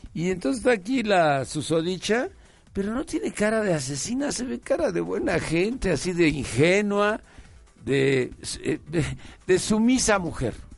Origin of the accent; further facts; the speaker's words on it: Mexico; somos pues los mexicanos